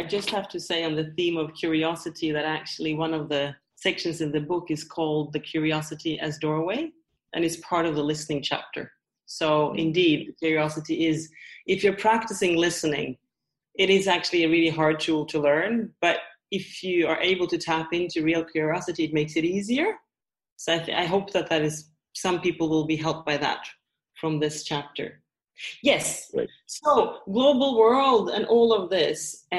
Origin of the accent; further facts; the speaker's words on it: Norway; also born or lived in Sweden; So in my case, I grew up in Norway and Sweden, and my father was English. So I'm a third culture kid.